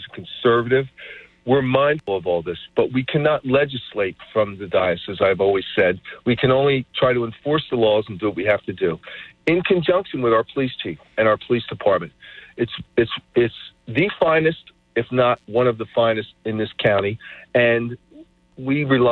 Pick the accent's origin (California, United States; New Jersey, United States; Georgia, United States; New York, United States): New Jersey, United States; Atlantic City; Growing up in Atlantic City